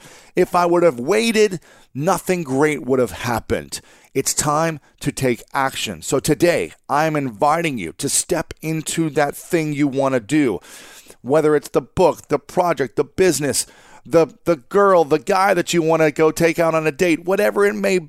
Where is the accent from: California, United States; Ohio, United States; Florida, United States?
Ohio, United States; Columbus; moved away; my hometown in Columbus, Ohio, which is a different city from where I'm living right now